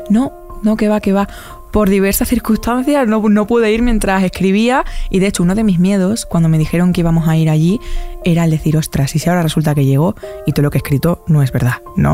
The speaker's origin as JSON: {"language": "Spanish", "town": "Almendralejo", "region": "Extremadura", "country": "Spain", "said": "soy muy fan de mi tierra y la llevo por bandera siempre"}